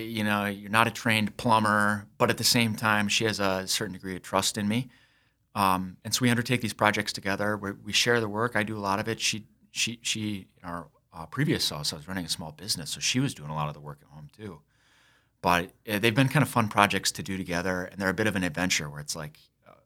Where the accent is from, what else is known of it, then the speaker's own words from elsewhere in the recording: Sioux Falls, South Dakota, United States; also born or lived in Minnesota; And, so I grew up here in Sioux Falls and was away from the state for about 17 years, was in the service, got out and got a law degree, practiced law in rural Minnesota